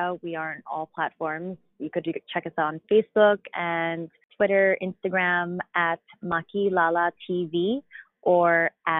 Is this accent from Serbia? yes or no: no; Philippines; And I experience it as a Filipino woman.